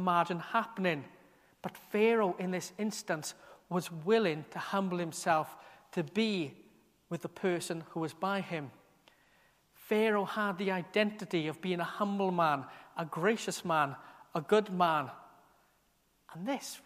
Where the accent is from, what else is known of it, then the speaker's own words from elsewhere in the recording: Merthyr Tydfil, Wales, United Kingdom; now in Aberystwyth, United Kingdom; I was born in Merthyr, but now Aberystwyth is a strong part of my identity, a strong part of who I am now, something I chose to do, to move here